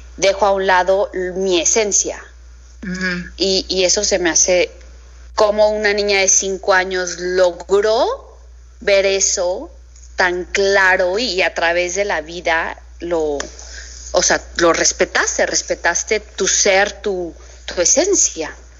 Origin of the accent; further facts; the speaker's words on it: Mexico; nos falla el decir más como mexicanos